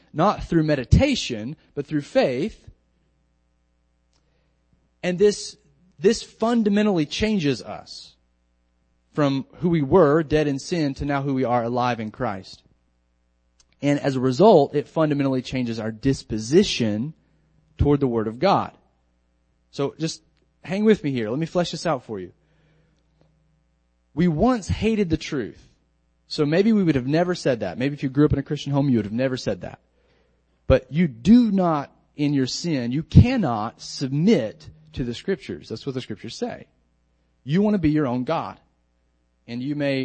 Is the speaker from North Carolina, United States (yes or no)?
yes; North Carolina, United States; now in Lynchburg, United States; When I was growing up in North Carolina, I would be out in the community, and my family's generations there